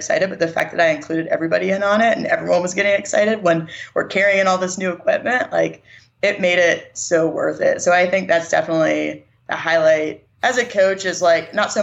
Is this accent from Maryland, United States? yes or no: no; Pittsburgh, Pennsylvania, United States; moved away as an adult; also born or lived in West Virginia / South Carolina; now in Mississippi, United States; I'm from Pittsburgh and that's where my family is. And I grew up there